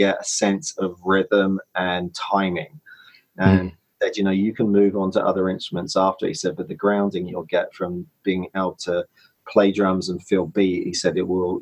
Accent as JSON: {"language": "English", "region": "London", "country": "United Kingdom", "tie": "born or raised there", "moved": "as an adult", "lives_now": "Los Angeles, United States", "said": "born and bred in London, England, where I kind of cut my teeth as a writer and a producer"}